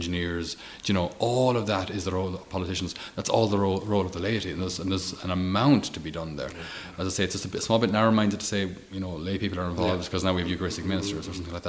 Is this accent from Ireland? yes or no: yes; Ireland; As an Irish person